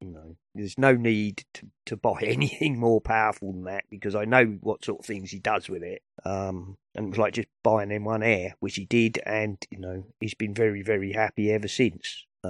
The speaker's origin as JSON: {"language": "English", "country": "United Kingdom", "said": "And I'm British."}